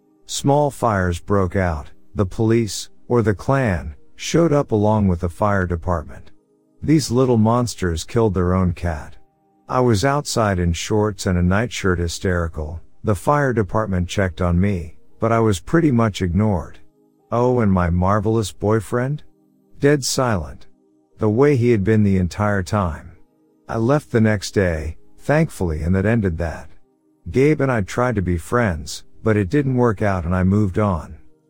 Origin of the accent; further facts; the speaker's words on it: New Jersey, United States; I grew up in New Jersey.